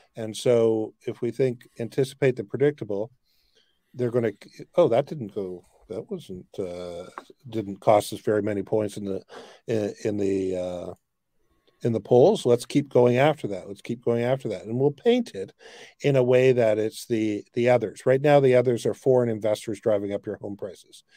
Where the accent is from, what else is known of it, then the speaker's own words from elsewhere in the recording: Canada; as a Canadian